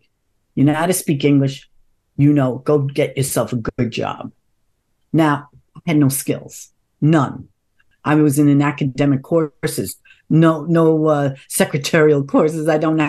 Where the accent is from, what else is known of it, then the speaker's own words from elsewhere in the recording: New York City, New York, United States; I was born and in Harlem first, and my parents, we moved to the projects.